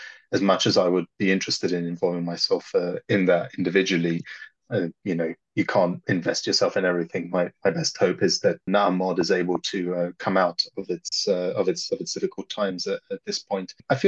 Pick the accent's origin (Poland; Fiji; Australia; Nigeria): Poland; growing up in Poland in a very, very different environment